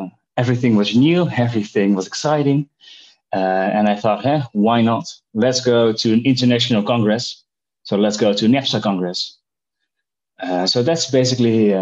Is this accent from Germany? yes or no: no; Netherlands; I'm also from the Netherlands